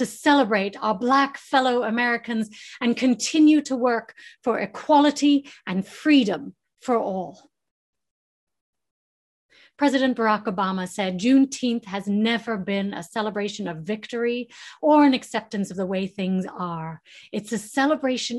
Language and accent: English; England, United Kingdom; now in United States; growing up in England and my Texan cousins came to visit